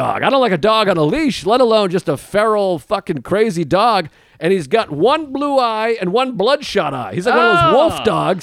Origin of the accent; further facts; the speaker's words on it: New York, United States; I'm a New Yorker